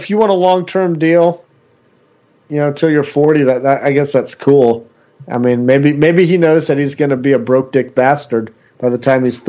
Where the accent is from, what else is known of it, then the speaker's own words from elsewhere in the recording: Waco, Texas, United States; my hometown of Waco, Texas.